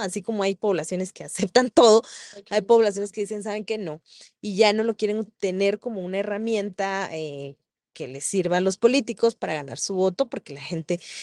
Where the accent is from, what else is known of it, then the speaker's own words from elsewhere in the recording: San Marcos, Guatemala; yo soy de San Marcos